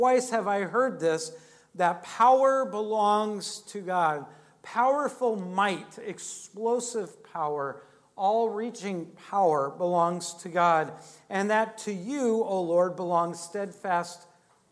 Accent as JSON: {"language": "English", "region": "Alaska", "country": "United States", "tie": "born or raised there", "moved": "yes", "said": "I grew up in Alaska"}